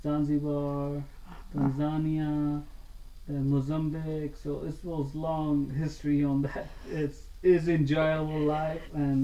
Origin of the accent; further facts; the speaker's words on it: Pakistan; English is a second language; Things was not that easy because I'm from Pakistan, so people, it's really hard.